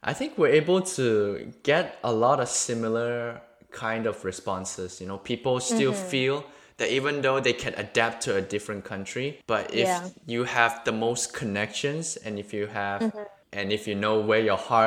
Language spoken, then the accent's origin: English; Malaysia; moved away; being Chinese Malaysian